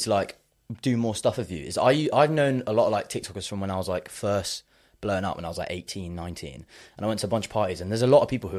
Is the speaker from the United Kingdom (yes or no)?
yes; Devon, South West England, United Kingdom; now in London, United Kingdom; I'm from Devon, but I live in London.